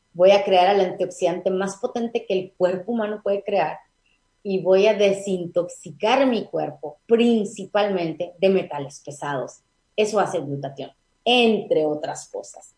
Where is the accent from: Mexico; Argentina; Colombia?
Mexico; also born or lived in Tijuana; nuestra cultura como mexicanos